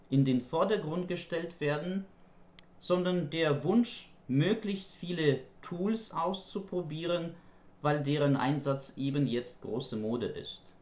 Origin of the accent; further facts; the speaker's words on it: Ukraine; German is a second language; ich komme aus der Ukraine, wo ich Deutsch als Fremdsprache unterrichte, und zwar an einer Universität und an einem Sprachlernzentrum.